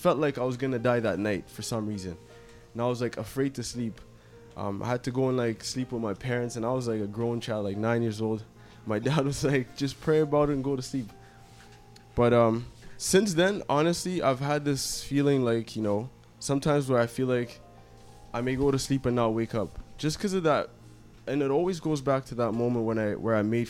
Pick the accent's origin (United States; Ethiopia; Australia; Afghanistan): Ethiopia; now in Canada; I'm from Ethiopia. I grew up there and I was born there.